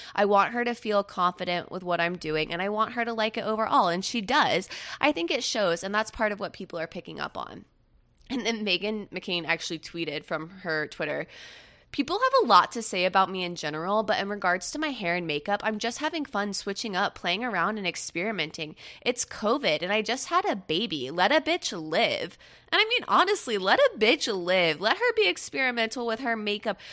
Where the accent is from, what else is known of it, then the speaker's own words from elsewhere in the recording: Melbourne, Florida, United States; also born or lived in Jacksonville, Florida / Jacksonville Beach, Florida; now in West Palm Beach, United States; I'm originally from the East Coast of Central Florida, and now I live on the East Coast of South Florida. I was born in Jacksonville